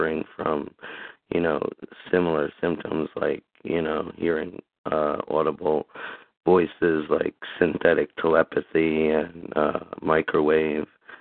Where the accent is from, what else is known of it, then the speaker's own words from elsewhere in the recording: Summit, New Jersey, United States; I'm from Summit, New Jersey